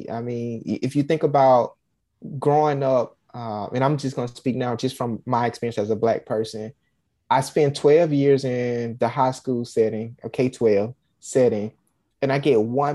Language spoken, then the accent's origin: English; Alabama, United States; I'm from Alabama